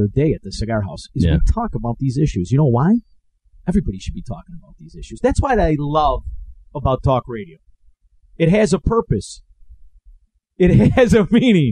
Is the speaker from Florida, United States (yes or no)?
no; Melrose Park, Illinois, United States; I grew up in Melrose Park.